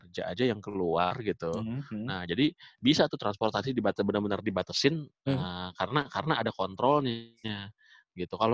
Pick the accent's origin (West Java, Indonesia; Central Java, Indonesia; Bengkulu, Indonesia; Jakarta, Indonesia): West Java, Indonesia; Bandung; now in Depok, Indonesia; Gue kan gue dulu zaman gue dari Bandung gue kaget juga ke Depok.